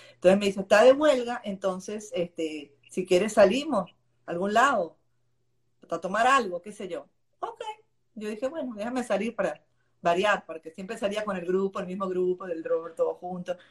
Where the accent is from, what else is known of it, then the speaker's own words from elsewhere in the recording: Buenos Aires, Argentina; now in Venezuela; yo nací en Buenos Aires